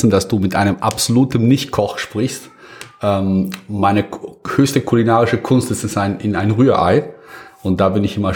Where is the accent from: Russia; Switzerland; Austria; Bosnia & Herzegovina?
Bosnia & Herzegovina; now in Germany; also damals lebte ich noch gar nicht in Deutschland, sondern in meiner Heimat. Äh, ich komme aus da, Bosnien, ehemaligen Jugoslawien.